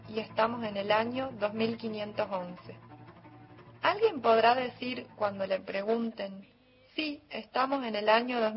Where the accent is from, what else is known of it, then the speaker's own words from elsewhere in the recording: Jujuy, Argentina; de Jujuy.